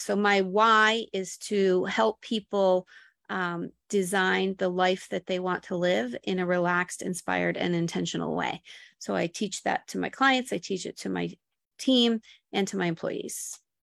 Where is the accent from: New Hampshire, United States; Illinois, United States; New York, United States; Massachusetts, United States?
New York, United States; Buffalo; moved away as an adult; also born or lived in Florida Keys / Miami / Boston; now in Woonsocket, United States; I was born in Buffalo, New York, and lived in the same town that Gronk grew up